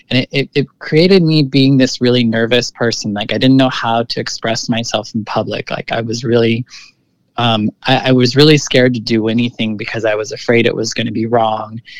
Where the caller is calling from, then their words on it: San Francisco, California, United States; I'm currently living in the lower Haight of San Francisco. So, I've been here for a few years now.